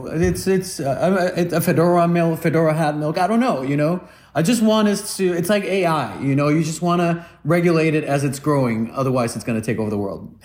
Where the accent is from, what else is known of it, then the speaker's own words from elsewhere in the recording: Guatemala; now in United States; I come from Guatemala